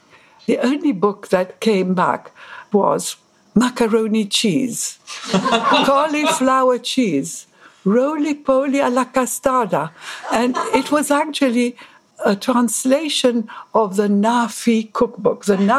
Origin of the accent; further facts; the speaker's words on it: Egypt; born there; moved away; also born or lived in Paris / London; I was here as an art student. I was born in Egypt. I went to school in Paris and I came here.